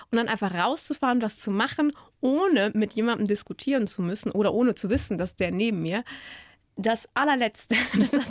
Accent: Cologne, North Rhine-Westphalia, Germany; Ja, ich bin eine Kölsche Mädchen und ich habe ein Praktikum machen dürfen in Wien.

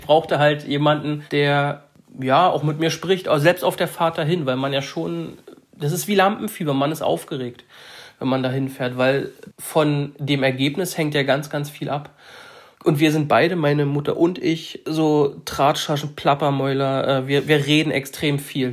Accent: Saxony-Anhalt, Germany; Wir kommen oder ich komme aus Sachsen-Anhalt

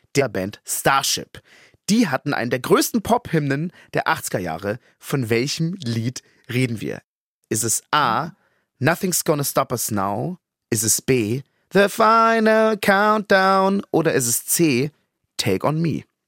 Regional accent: Munich, Bavaria, Germany; Als Münchner

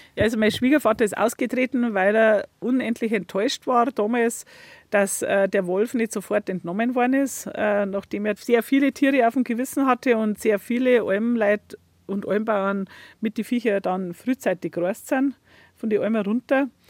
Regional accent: Leitzach valley, Bavaria, Germany; Ich bin im Leitzachtal aufgewachsen vor 50 Jahren.

